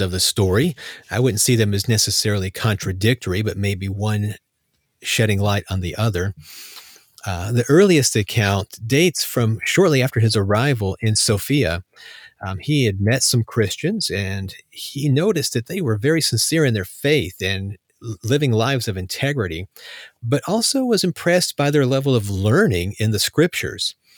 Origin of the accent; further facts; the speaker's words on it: United States; as an American